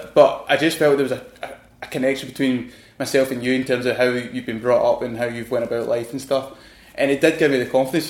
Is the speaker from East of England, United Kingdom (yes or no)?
no; Glasgow, Scotland, United Kingdom; accent: Scottish; moved away as an adult; also born or lived in London; my accent, I know I'm from Glasgow